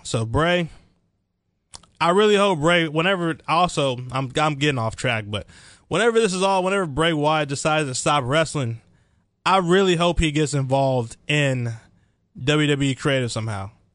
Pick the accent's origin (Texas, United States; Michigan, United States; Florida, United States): Texas, United States; Dallas; I'm from the Dallas, Texas area. Grew up there my whole life